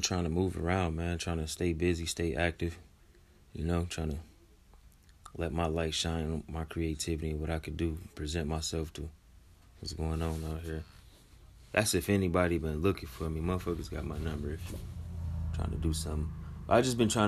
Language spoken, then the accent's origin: English; Michigan, United States; I'm from Michigan